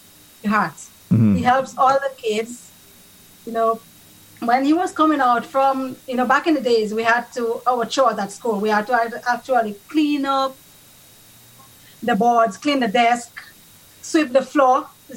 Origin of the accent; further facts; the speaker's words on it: Dominica; moved away as an adult; also born or lived in Western Canada; now in Canada; I was born in Dominica. That is the Commonwealth of Dominica. I was raised in Colihoe.